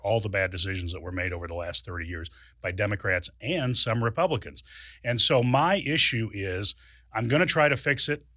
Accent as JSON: {"language": "English", "town": "Springfield", "region": "Illinois", "country": "United States", "tie": "born or raised there", "said": "I was born and raised here. Uh, this is my hometown."}